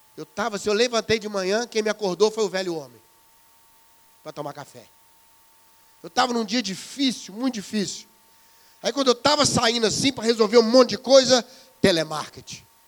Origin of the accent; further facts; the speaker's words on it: Brazil; Para nós aqui no Brasil